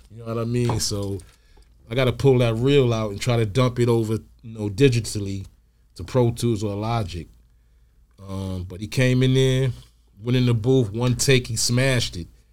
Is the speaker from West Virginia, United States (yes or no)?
no; New York City, New York, United States; I'm from New York